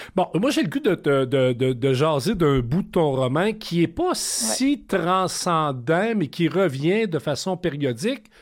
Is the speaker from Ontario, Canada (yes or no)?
no; Thetford Mines, Quebec, Canada; moi je viens de Tetford Mines